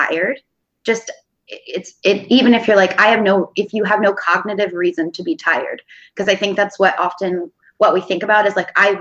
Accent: Pennsylvania, United States; moved away as an adult; now in Portland, United States; I grew up in Pennsylvania

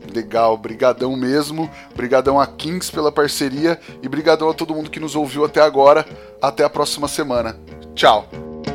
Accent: São Paulo, Brazil; Também fui criado no DDD 018

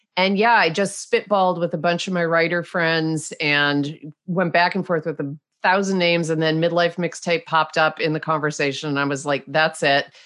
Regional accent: Rochester, New York, United States; accent: Canadian tinged; moved away as an adult; also born or lived in Munich; I grew up in Rochester, New York

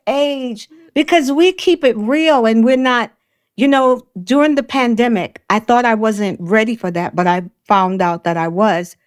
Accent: New York City, New York, United States; I grew up in Brooklyn, Bedford Stuyvesant

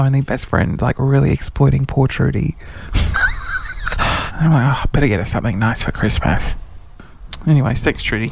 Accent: Sydney, New South Wales, Australia; now in Queensland, Australia; I'm not from Queensland. I'm from Sydney

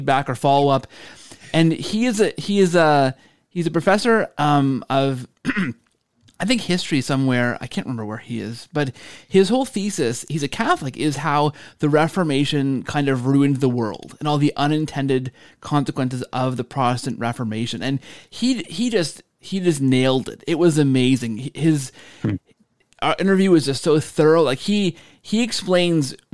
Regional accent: Canada; I'm Canadian

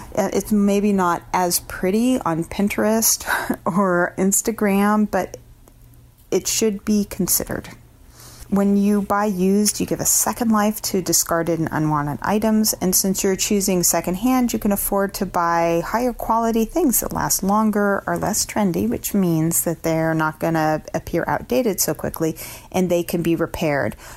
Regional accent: Portland, Oregon, United States; I'm from Portland, Oregon

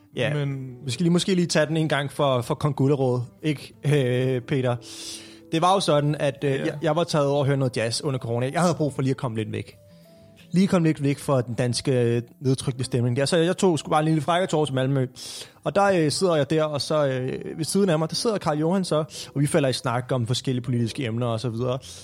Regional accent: Copenhagen, Capital Region of Denmark, Denmark; hvor jeg kommer fra København, opfødt og op i København

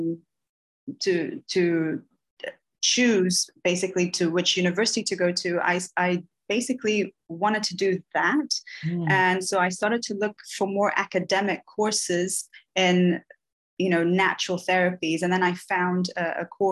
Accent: Bahia, Brazil; moved away; So I'm from Bahia

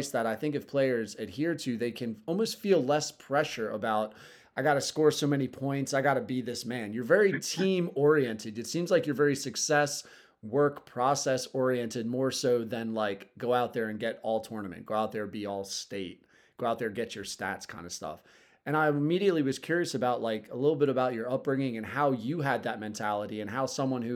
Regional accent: Southern Delaware, United States; I'm from Southern Delaware

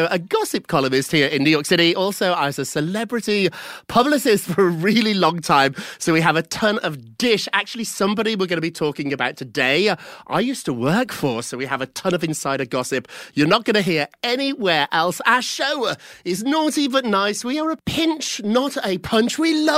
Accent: United Kingdom; now in United States; As a Brit

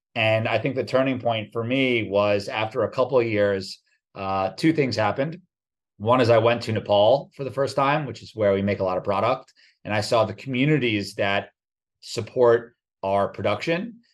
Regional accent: New Jersey, United States; also born or lived in New York City; born in New York City, grew up in New Jersey

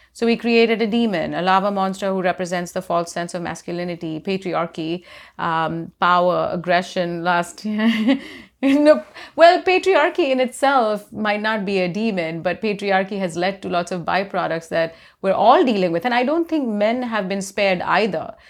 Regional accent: India; I grew up in India

